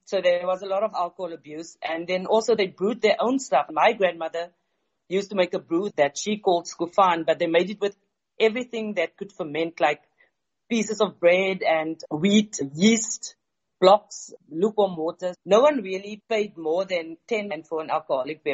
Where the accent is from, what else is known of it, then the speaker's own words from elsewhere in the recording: Tesselaarsdal, Western Cape, South Africa; I am originally from Tesselaarsdal, which is a small village 23 kilometers northeast from the Yemlan Ader Valley.